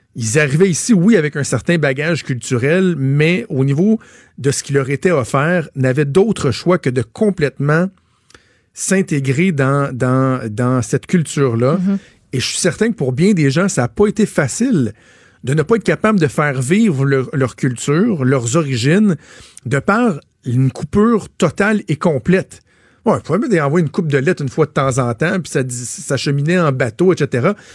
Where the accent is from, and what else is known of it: Quebec, Canada